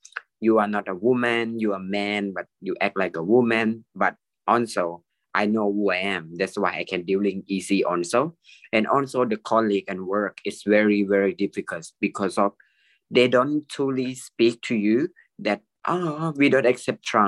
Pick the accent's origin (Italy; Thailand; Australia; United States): Thailand; I'm a medical technologist. I'm from Thailand